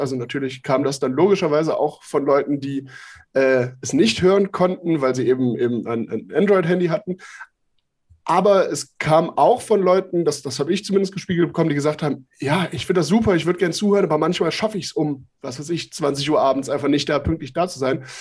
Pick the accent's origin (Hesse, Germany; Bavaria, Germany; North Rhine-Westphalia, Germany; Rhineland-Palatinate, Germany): North Rhine-Westphalia, Germany; Mönchengladbach; also ich komme aus Mönchengladbach gebürtig